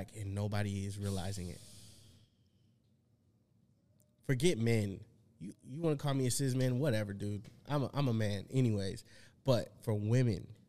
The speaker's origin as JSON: {"language": "English", "region": "Texas", "country": "United States", "said": "I'm from Texas"}